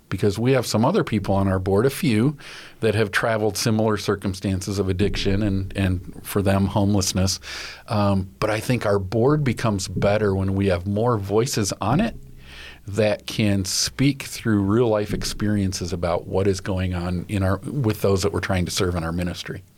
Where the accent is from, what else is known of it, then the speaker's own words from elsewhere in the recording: West Michigan, United States; I grew up in West Michigan